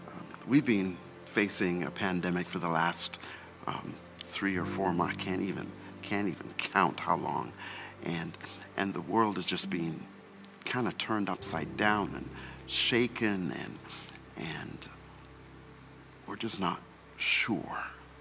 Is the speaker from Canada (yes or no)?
yes; Canada; also born or lived in England / Jamaica; now in United States; in America, they say I don't sound like I'm from here. But when I grew up in Canada, they say I didn't sound like I was from there. Now when I go home to England, they say I don't sound like I'm from there. Let's not even talk about Jamaica.